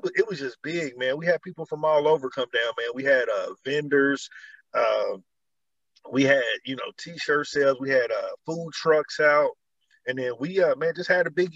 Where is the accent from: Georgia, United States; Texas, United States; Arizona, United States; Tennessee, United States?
Georgia, United States; now in Indiana, United States; I'm originally from Georgia